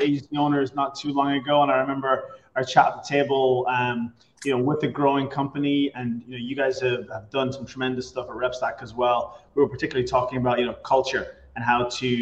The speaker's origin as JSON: {"language": "English", "country": "Ireland", "tie": "born or raised there", "also_born_or_lived": "Boston", "moved": "as an adult", "lives_now": "Tampa, United States", "said": "I'm originally from Ireland, grew up there, came to the US almost 20 years ago"}